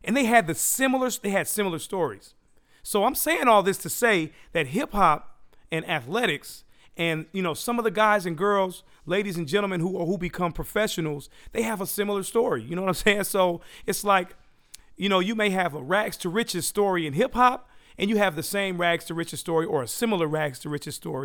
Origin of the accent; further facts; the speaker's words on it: Daly City, California, United States; also born or lived in San Francisco; I was born in San Francisco, raised in Daly City